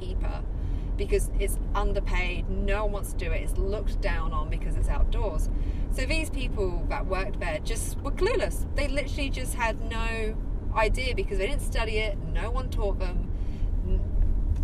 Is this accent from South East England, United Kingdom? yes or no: yes; Hampshire, South East England, United Kingdom; moved away as an adult; also born or lived in Italy / Madrid / Thailand; now in Sydney, Australia; Hampshire, so the south.